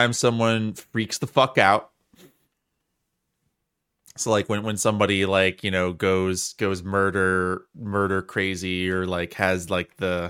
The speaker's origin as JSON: {"language": "English", "region": "Wisconsin", "country": "United States", "tie": "born or raised there", "said": "I'm just extra sensitive to Italian culture because I grew up with it in South Wisconsin"}